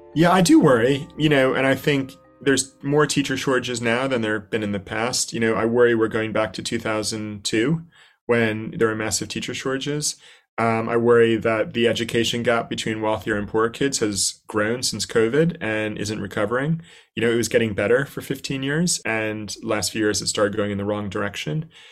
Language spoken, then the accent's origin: English; New Jersey, United States; moved away as an adult; also born or lived in New York / Indonesia; now in London, United Kingdom; I grew up in New Jersey